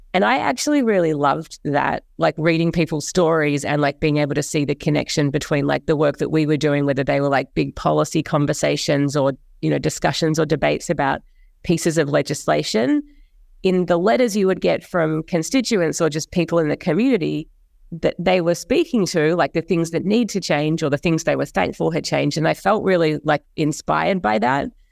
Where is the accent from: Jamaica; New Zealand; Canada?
New Zealand; moved away as an adult; also born or lived in Australia; now in New York, United States; I grew up in Australia and in New Zealand, which is where I went to school and to college